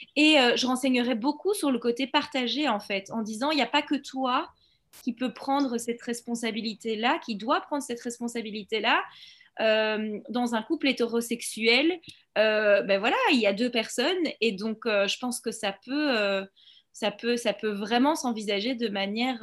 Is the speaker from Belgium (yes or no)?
yes; Belgium; also born or lived in Brussels; je suis belge, j'habite à Bruxelles.